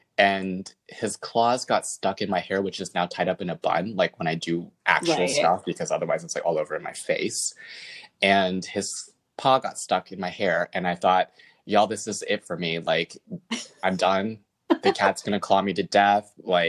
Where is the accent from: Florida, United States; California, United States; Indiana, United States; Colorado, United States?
California, United States; born there; I would tell them that my parents are from Taiwan, but I was born in California.